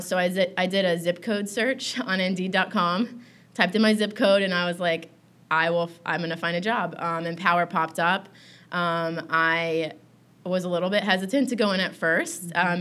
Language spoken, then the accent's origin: English; Tallahassee, Florida, United States; I grew up in Tallahassee, Florida